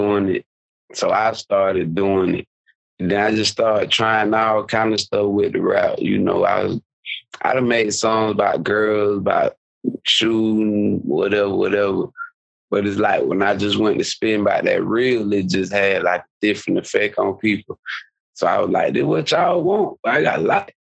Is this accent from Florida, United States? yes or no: yes; Quincy, Florida, United States; I'm a Florida boy, but I'm from North Florida.